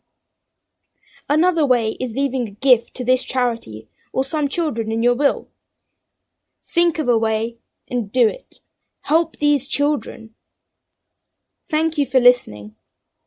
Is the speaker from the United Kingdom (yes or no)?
yes; London, United Kingdom; I am from London